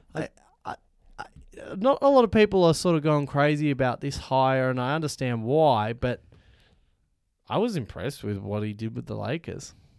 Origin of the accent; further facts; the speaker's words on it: Australia; we're from Australia